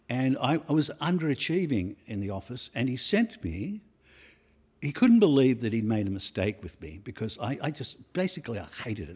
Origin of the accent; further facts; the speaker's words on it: Australia; I went around the world, um, on, as Aussie, Aussie kids